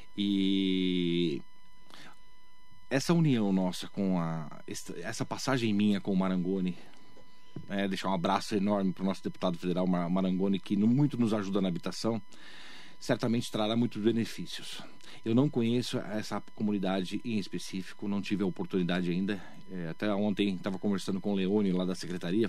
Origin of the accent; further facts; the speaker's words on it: Mogi das Cruzes, São Paulo, Brazil; moved away; Eu nasci em Mogi das Cruzes e fui me fazer fora da cidade, né? Eu estudei fora da cidade criei minha família fora da cidade